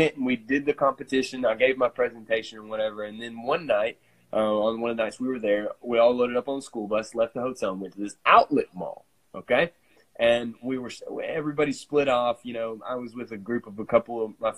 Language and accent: English; Corinth, United States; my hometown